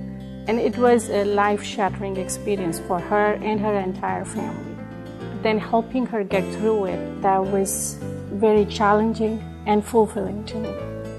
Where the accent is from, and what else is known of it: India; born or raised there